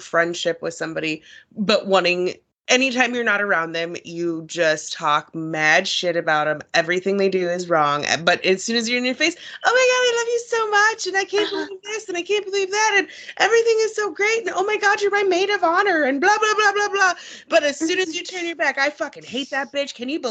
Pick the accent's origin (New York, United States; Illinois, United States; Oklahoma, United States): Oklahoma, United States; now in Minnesota, United States; I'm from Oklahoma.